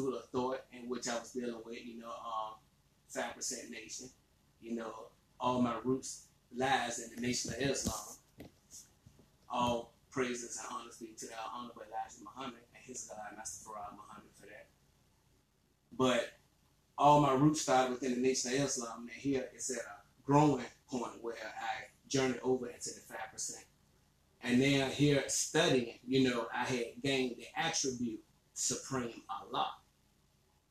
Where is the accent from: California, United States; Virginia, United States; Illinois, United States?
Virginia, United States; Emporia; now in Richmond, United States; I was born and raised in Emporia, Virginia